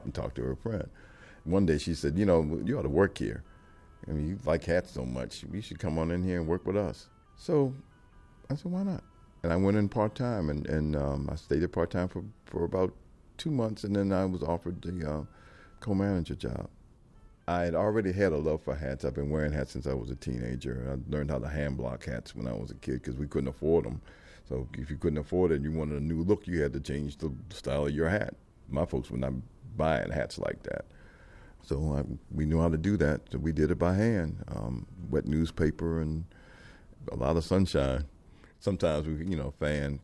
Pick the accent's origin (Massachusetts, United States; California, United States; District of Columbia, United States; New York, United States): District of Columbia, United States; Washington